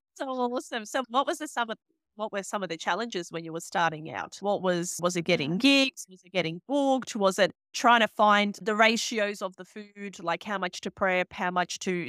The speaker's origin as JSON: {"language": "English", "country": "Bosnia & Herzegovina", "tie": "born or raised there", "moved": "yes", "lives_now": "Sydney, Australia", "said": "I grew up in Bosnia"}